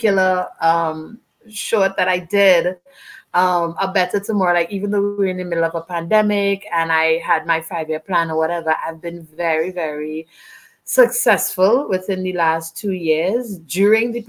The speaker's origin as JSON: {"language": "English", "country": "Trinidad & Tobago", "said": "from Trinidad and Tobago"}